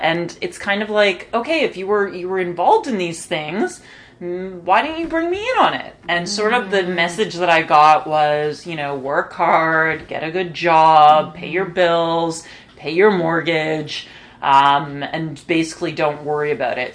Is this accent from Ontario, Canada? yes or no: yes; Toronto, Ontario, Canada; I was born and raised in Toronto, uh, which is still where I live.